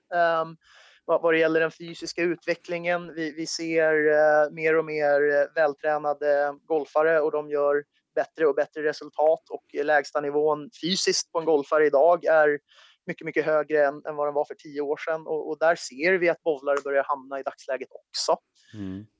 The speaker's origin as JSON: {"language": "Swedish", "country": "Sweden", "also_born_or_lived": "United States", "said": "som svensk"}